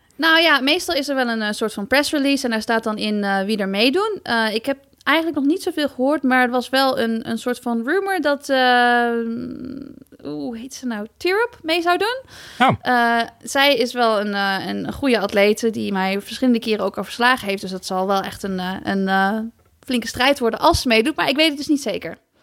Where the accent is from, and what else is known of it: Netherlands